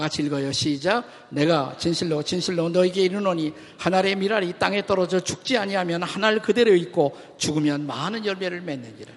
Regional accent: South Korea; 우리 한국인 그리스도인들이

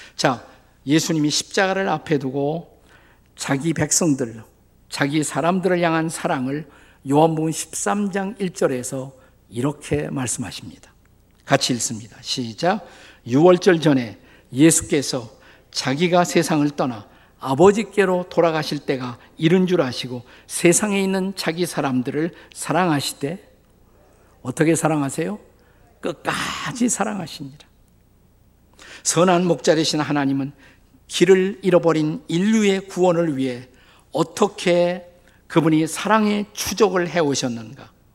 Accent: Suwon, Gyeonggi Province, South Korea; 그곳이 제가 태어난 곳입니다

